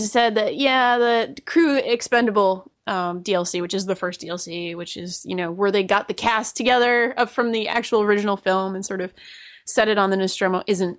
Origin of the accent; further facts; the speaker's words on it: Rhode Island, United States; accent: Rhode Island; I went to every poster and read them out in my Rhode Island accent as well.